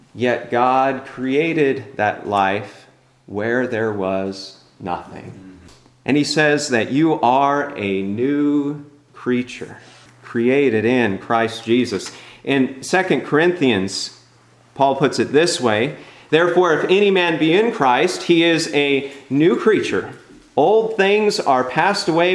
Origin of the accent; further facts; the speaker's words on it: California, United States; I'm from California